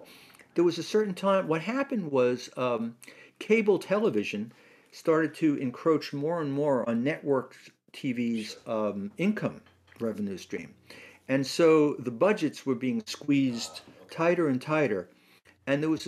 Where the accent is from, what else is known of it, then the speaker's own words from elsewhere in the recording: New York City, New York, United States; also born or lived in Manhattan / England; I grew up in Brooklyn